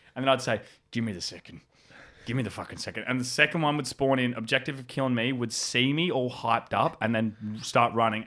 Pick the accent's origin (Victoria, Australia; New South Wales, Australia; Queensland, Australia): New South Wales, Australia; Howlong; I grew up in a hou-, in a town called Howlong